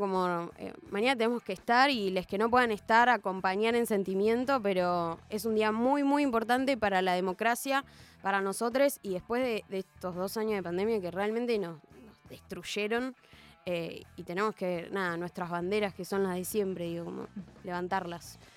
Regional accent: Argentina; moved away; yo soy del interior

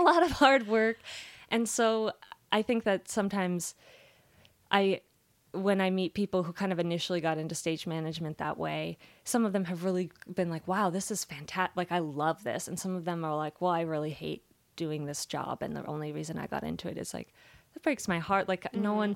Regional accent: Las Vegas, Nevada, United States; my parents were really great about like taking us to things growing up in Las Vegas.

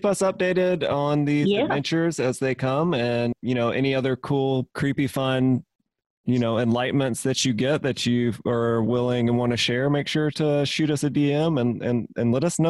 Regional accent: the South, United States; Being from the South, I tend to add S's to things anyway

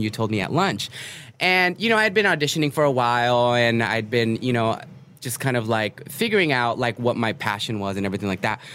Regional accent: Los Angeles, California, United States; also born or lived in New York; I grew up in East LA. We moved around a bit, so kind of all of LA here and there

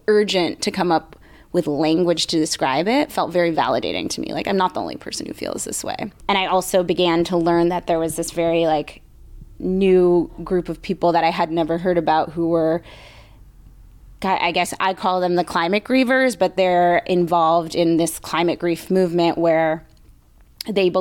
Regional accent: Bay Area, California, United States; growing up in the Bay Area

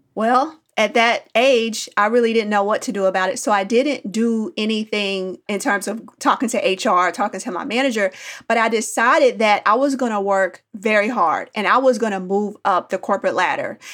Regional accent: Indianapolis, Indiana, United States; now in Nashville, United States; I grew up in Indianapolis, Indiana

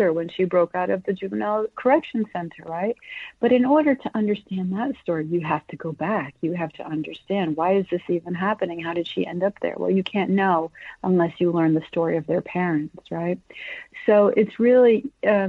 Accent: United States; I was born in the United States, and I'm a dual citizen. My parents are Colombians

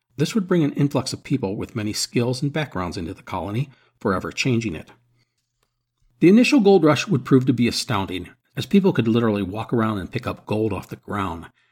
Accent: Midwest, United States; I am an American from the Midwest

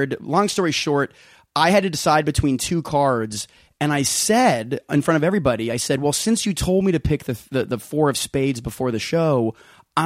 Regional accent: Las Vegas, Nevada, United States; I grew up in Vegas, Las Vegas, not Carlsbad, Vegas

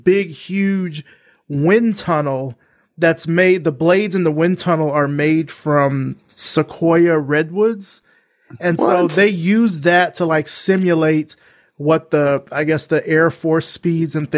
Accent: Alabama, United States; moved away as an adult; also born or lived in Atlanta; I'm from Alabama, and so our space camp is in Huntsville

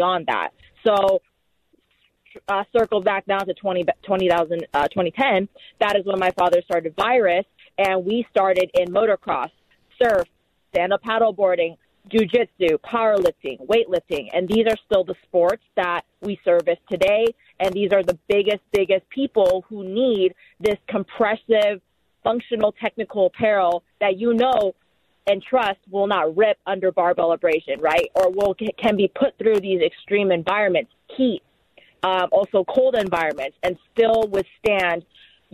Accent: Huntington Beach, California, United States; also born or lived in Los Angeles, California; I grew up, born and raised in Orange County, so Huntington Beach, California

